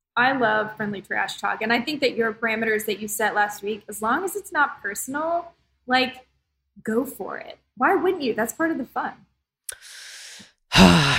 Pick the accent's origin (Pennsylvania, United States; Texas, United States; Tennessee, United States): Texas, United States; Dallas; I grew up in Dallas